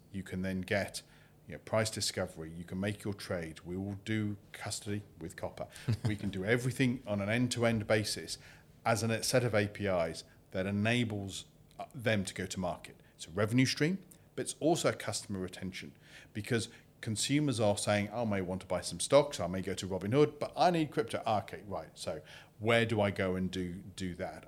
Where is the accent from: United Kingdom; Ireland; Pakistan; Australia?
United Kingdom; I'm British.